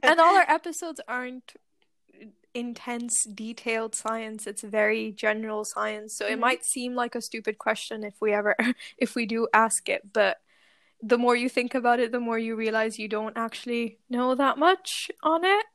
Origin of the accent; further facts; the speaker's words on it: Pakistan; moved away as an adult; now in Glasgow, United Kingdom; I am Pakistani, but I moved here, obviously, to do my PhD